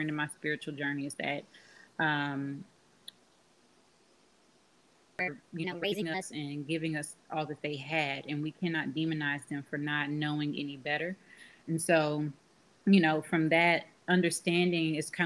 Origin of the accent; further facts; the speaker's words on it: Austin, Texas, United States; Born and raised in Austin, Texas